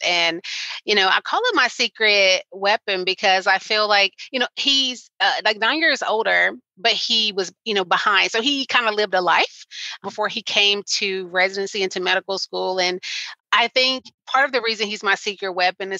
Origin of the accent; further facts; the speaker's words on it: Arkansas, United States; in my state, I'm from Arkansas, it's a pretty rural state